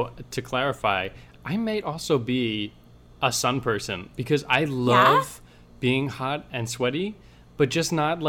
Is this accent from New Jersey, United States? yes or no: yes; New Jersey, United States; moved away; also born or lived in North Carolina; I'm from New Jersey.